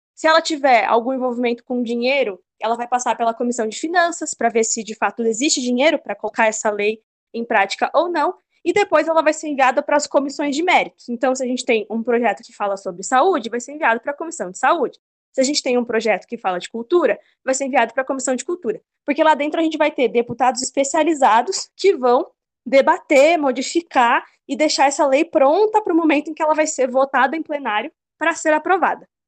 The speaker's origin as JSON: {"language": "Portuguese", "town": "Louveira", "region": "São Paulo", "country": "Brazil", "tie": "born or raised there", "lives_now": "Campinas, Brazil", "said": "os meus pais se mudaram de Campinas há uns 15 anos, numa cidadezinha pequenininha no interior de São Paulo, não tem nem rodoviária, chama Louveira"}